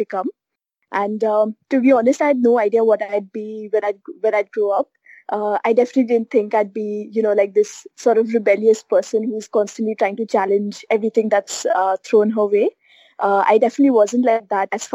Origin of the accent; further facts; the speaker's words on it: Dehradun, Uttarakhand, India; moved away; So I grew up in Dehradun.